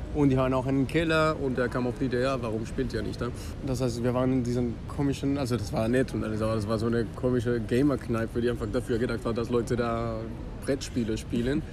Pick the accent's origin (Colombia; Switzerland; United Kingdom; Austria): Colombia; German is a second language; moved away as an adult; now in Bonn, Germany; ich komme aus Kolumbien. Ich bin in Kolumbien aufgewachsen und ich bin nach Deutschland gekommen, erstmal um Deutsch zu lernen.